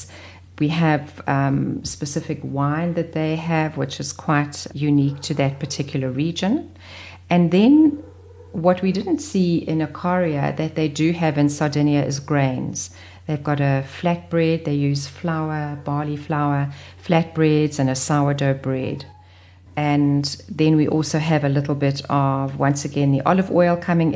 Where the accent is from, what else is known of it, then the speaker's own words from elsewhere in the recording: KwaZulu-Natal, South Africa; growing up in Natal